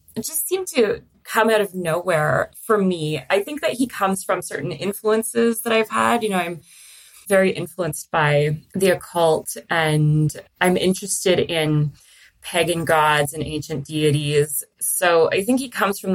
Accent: Toronto, Ontario, Canada; I grew up in Toronto in Canada

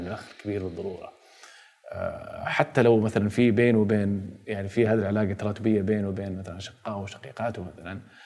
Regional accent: Jeddah, Makkah Province, Saudi Arabia; انا ولدت عام 1982 في مدينه جده

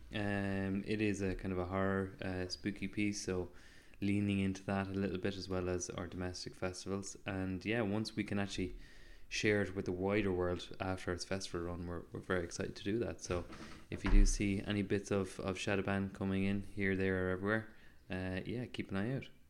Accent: Mayo, Connacht, Ireland; accent: Mayo; Mayo is making my accent stronger

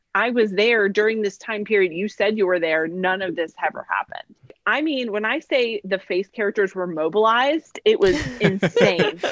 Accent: Monmouth County, New Jersey, United States; now in Orlando, United States

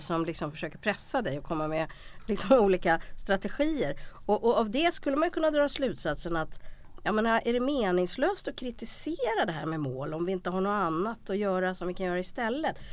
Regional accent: Sweden; som svensk

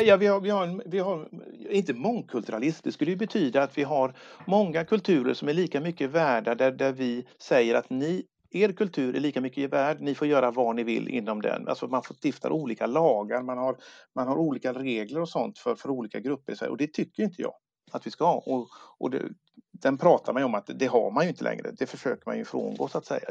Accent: Sweden; also born or lived in Gothenburg; jag är född i Sverige

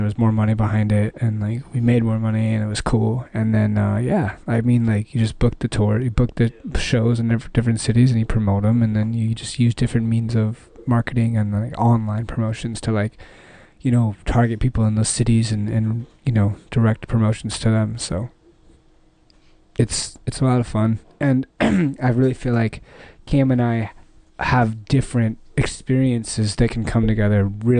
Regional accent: Dallas, Texas, United States; I came out here from Dallas, Texas like 2 years ago, met some really cool guys.

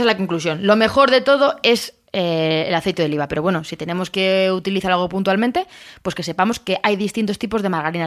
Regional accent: Castilla-La Mancha, Spain; de mi tierra, que soy manchega

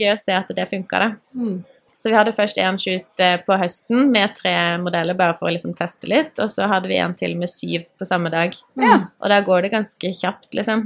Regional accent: Grimstad, Agder, Norway; moved away; also born or lived in Engeløya; vi har vokst opp i samme gate. Mm. Og så, etter at jeg flytta fra Grimstad

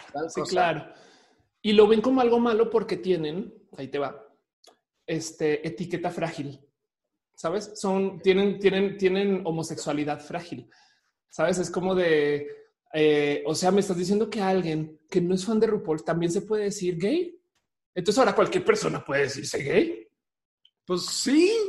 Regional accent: Monterrey, Nuevo León, Mexico; yo me identifico de Monterrey, ¿quién me va a decir que yo no soy de Monterrey? ¿Me explico? Es más, yo soy la mariscala de marcha de Monterrey. Tú sabes qué? de adelante, yo soy la, yo, soy de Nuevo León.

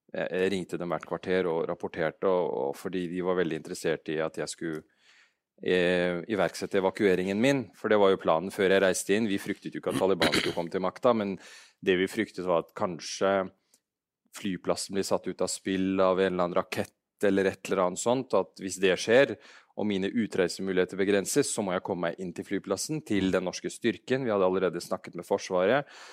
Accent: Afghanistan; now in Norway; jeg er afghaner

